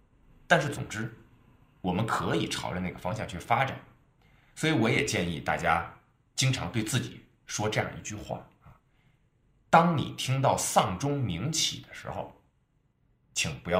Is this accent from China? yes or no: yes; Beijing, China; 你比如说我们北京人啊，我们上海人，他们外地人啊